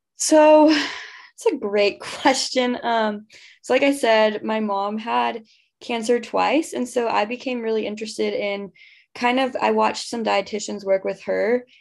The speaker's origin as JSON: {"language": "English", "town": "Houston", "region": "Texas", "country": "United States", "tie": "born or raised there", "said": "I grew up in Houston."}